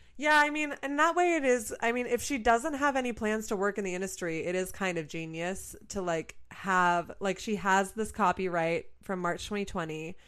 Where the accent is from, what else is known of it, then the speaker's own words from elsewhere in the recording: Rutland, Vermont, United States; moved away; I don't live in Vermont, but I'm from Vermont. Mm-hmm specifically Rutland, Vermont